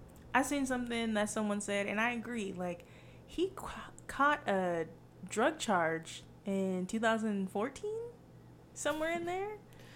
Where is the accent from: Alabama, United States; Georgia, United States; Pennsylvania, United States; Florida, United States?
Georgia, United States; Atlanta; I'm from Atlanta.